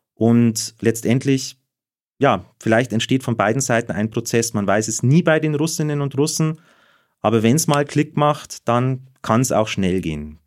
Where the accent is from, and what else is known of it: Germany